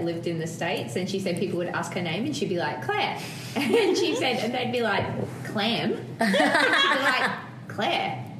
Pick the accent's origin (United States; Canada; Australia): Australia; accent: Australian; also born or lived in London; do I even have an Australian accent anymore?